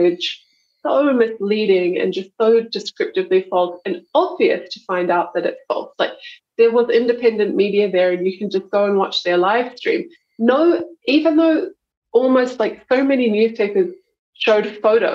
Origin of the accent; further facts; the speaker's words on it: Taupo, Waikato, New Zealand; now in Melbourne, Australia; I'm a Kiwi. Yep. I grew up in Taupo.